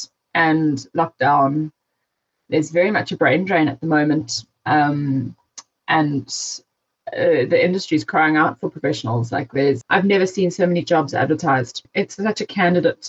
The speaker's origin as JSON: {"language": "English", "town": "Durban", "region": "KwaZulu-Natal", "country": "South Africa", "tie": "born or raised there", "also_born_or_lived": "Johannesburg", "moved": "as an adult", "said": "I was born in Joburg, and then moved to Durban when I was 3. And we lived in Westville"}